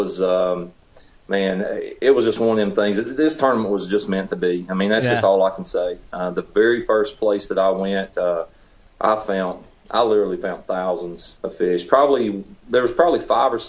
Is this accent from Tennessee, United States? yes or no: yes; Tennessee, United States; now in South Georgia, United States; I'm originally from Tennessee. I live down in South Georgia now